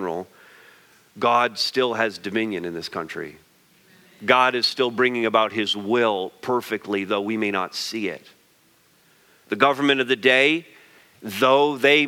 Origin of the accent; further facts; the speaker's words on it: Quebec, Canada; I grew up in Quebec